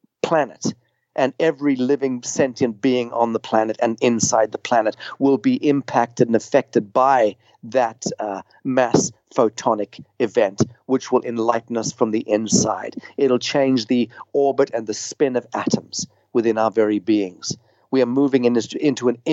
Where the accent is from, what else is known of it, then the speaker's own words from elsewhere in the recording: Zimbabwe; I grew up in Rhodesia